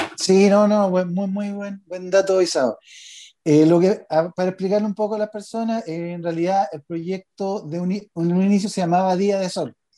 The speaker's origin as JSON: {"language": "Spanish", "country": "Chile", "said": "los chilenos somos más prisioneros"}